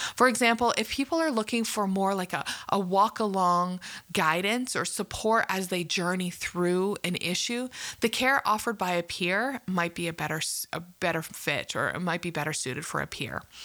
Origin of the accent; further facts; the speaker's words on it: Canada; I'm from Canada and probably knew that from my accent.